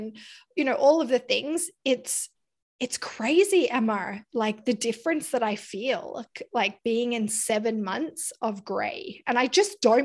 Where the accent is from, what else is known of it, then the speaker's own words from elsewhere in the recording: near Byron Bay, New South Wales, Australia; moved away; I grew up near Byron Bay in Australia